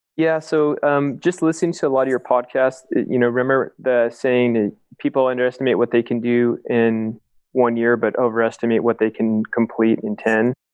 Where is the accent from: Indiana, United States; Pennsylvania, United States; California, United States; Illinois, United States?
California, United States; Huntington Beach; I grew up in Huntington Beach